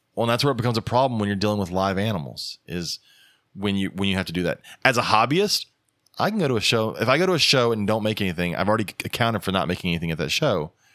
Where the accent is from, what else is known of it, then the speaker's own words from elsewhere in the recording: the South, United States; we're the South